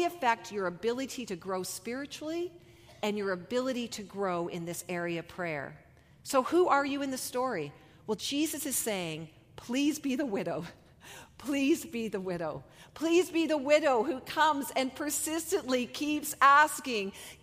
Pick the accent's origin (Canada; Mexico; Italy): Canada; We are so Canadian